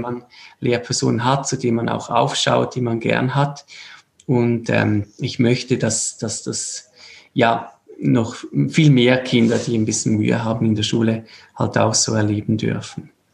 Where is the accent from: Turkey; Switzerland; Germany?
Switzerland; wir sind aus der Schweiz